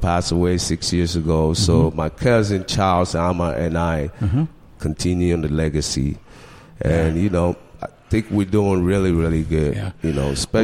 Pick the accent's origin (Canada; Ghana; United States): Ghana; moved away; we're from Ghana.